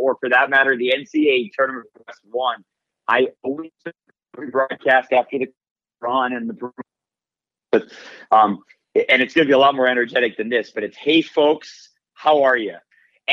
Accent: Michigan, United States; moved away; growing up in Michigan

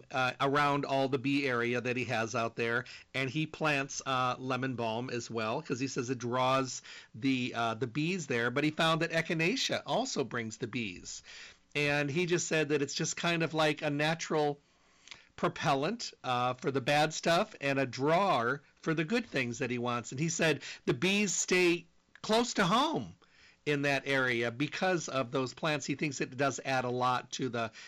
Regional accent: Midwest, United States; moved away; I'm from the Midwest

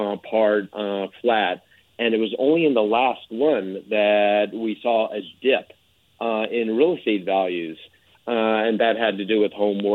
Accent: New York City, New York, United States; I'm a New Yorker

